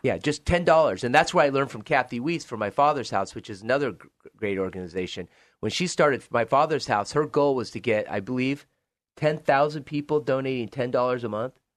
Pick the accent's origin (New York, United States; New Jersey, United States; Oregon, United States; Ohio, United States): Oregon, United States; Joseph; moved away as an adult; I grew up in Joseph, Oregon, so in northeast part of Oregon, Waukesha County